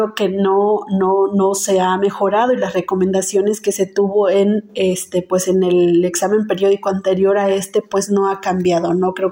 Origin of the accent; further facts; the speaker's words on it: Santiago Textitlán, Oaxaca, Mexico; soy abogada zapoteca de la comunidad de recibimiento de Cuauhtémoc, municipio de Santiago Texitlán, en la región de la Sierra Sur, acá en el estado de Oaxaca.